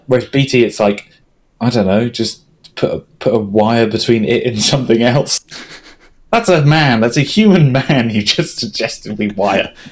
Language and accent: English; England, United Kingdom; We're English. We're very English.